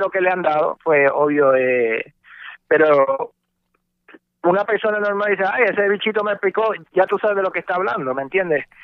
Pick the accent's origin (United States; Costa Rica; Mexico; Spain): United States; Brooklyn, New York; born there; also born or lived in Puerto Rico; yo no nací en Puerto Rico, yo nací en Nueva York, yo nací en Brooklyn, eh, pero eh, me crié entre Puerto Rico y Estados Unidos.